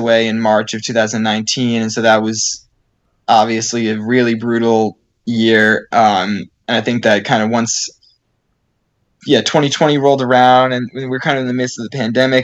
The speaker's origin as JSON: {"language": "English", "town": "Seekonk", "region": "Massachusetts", "country": "United States", "tie": "born or raised there", "said": "My parents had a road race that they ran in my hometown of Seekonk, Massachusetts"}